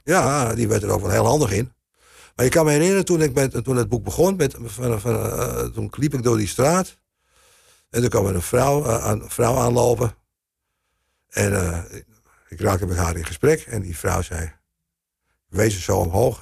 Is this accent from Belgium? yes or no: no; Amsterdam, North Holland, Netherlands; ik ben Amsterdammer